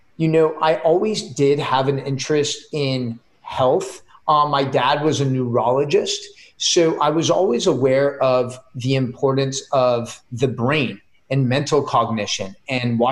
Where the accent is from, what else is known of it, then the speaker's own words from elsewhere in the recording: San Mateo, California, United States; moved away as an adult; also born or lived in Israel / Oregon; I grew up in the Bay Area. So right in Silicon Valley in a city called San Mateo.